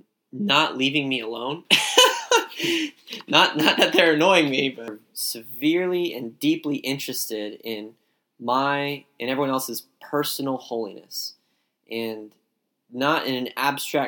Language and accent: English; Summerville, South Carolina, United States; moved away as an adult; now in Rock Hill, United States; I'm from Somerville, which is close to Charleston in South Carolina